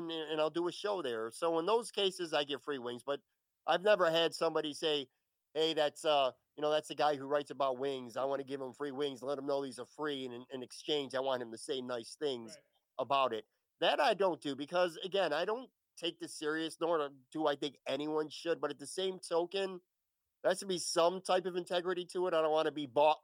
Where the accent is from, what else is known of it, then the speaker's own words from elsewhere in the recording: Buffalo, New York, United States; moved away as an adult; now in Florida, United States; I was born and raised in Buffalo. I lived there most of my life. And in 2016, I went to Florida.